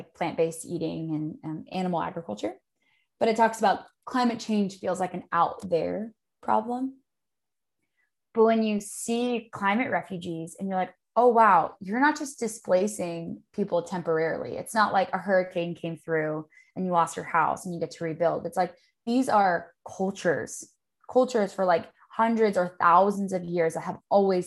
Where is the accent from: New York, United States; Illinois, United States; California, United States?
California, United States; Los Angeles; I grew up in Los Angeles and I spent my childhood in the ocean